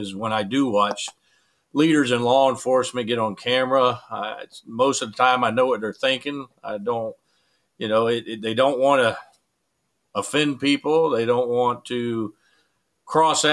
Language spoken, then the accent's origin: English; United States; as American